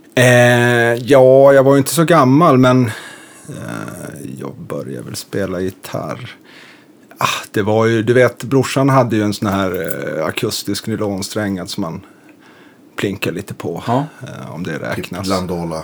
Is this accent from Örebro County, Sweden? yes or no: no; Umeå, Västerbotten County, Sweden; born or raised there; moved away as an adult; also born or lived in Lund; now in Stockholm, Sweden